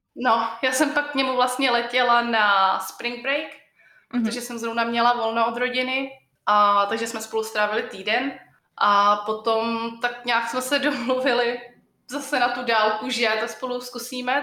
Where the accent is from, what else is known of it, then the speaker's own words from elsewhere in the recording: Czechia; also born or lived in Colorado, United States; now in United States; u nás v Čechách